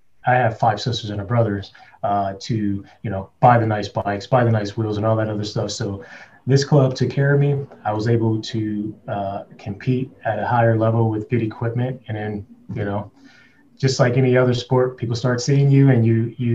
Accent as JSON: {"language": "English", "town": "Compton", "region": "California", "country": "United States", "tie": "born or raised there", "said": "I grew up in Compton."}